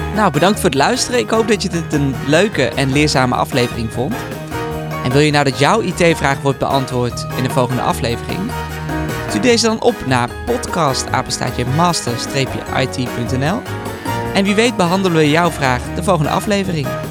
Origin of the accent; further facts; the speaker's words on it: Netherlands; ben ik toch een echte Nederlander